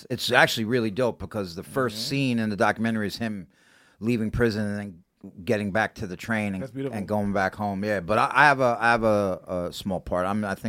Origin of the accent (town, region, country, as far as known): New York City, New York, United States; born or raised there